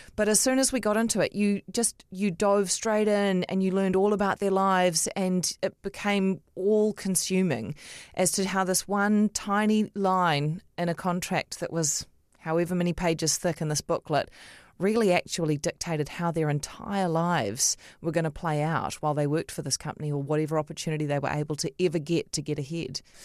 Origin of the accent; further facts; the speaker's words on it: Auckland, New Zealand; I grew up in Otahuhu